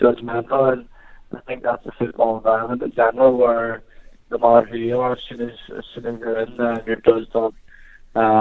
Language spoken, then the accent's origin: English; Northern Ireland, United Kingdom; moved away as an adult; now in Oxford, United Kingdom